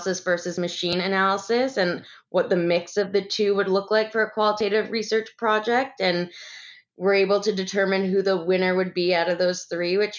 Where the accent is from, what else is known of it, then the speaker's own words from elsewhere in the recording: New Hampshire, United States; moved away as an adult; also born or lived in London; now in Atlanta, United States; I'm actually from New Hampshire, but I came down south for college and grad school